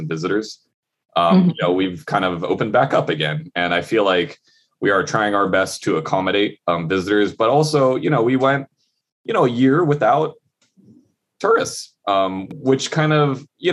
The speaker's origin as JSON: {"language": "English", "region": "Hawaii", "country": "United States", "tie": "born or raised there", "said": "growing up in Hawaii"}